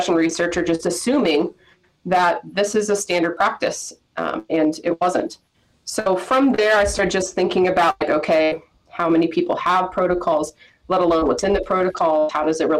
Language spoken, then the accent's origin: English; Erie, Pennsylvania, United States; also born or lived in Virginia / Michigan; now in Pittsburgh, United States; I'm from Erie, Pennsylvania, originally born and raised